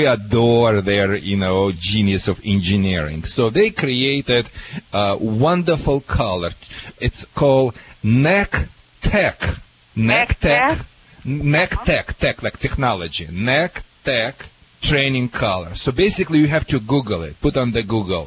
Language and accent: English; Russia; now in United States; I am from Russia